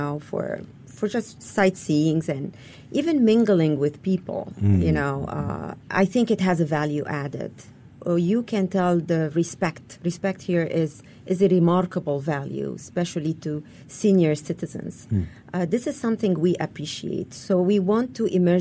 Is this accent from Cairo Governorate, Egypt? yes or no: no; Alexandria Governorate, Egypt; also born or lived in United States; now in Singapore; I grew up in Alexandria, and Alexandria was very cosmopolitan